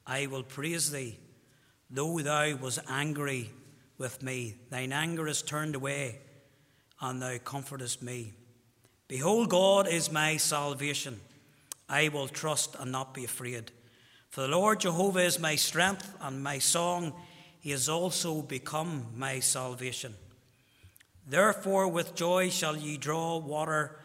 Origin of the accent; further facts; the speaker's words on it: Armagh, Northern Ireland, United Kingdom; I'm from Armagh.